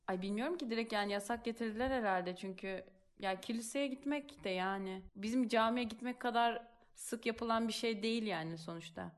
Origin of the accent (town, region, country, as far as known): Turkey; now in Italy